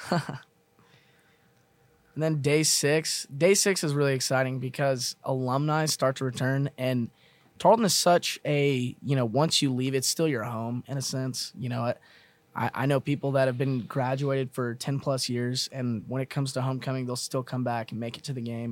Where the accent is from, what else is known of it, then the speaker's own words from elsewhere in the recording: Mesquite, Texas, United States; I'm from Mesquite, Texas